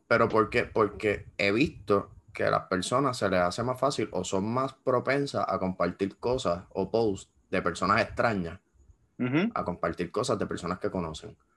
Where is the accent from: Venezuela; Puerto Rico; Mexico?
Puerto Rico; en Puerto Rico piensan que somos un país desarrollado